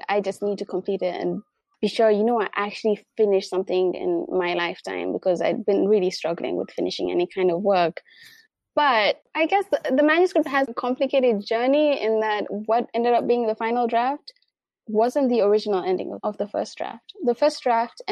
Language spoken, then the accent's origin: English; Mombasa County, Kenya; people in my hometown, people from Mombasa